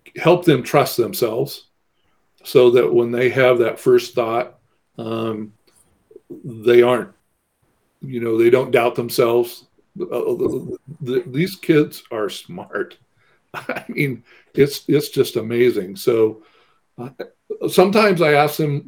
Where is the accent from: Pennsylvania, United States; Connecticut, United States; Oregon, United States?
Oregon, United States; small town about 50 miles from Corvallis; I was born in Corvallis, but was raised away in a small town about 50 miles away from there.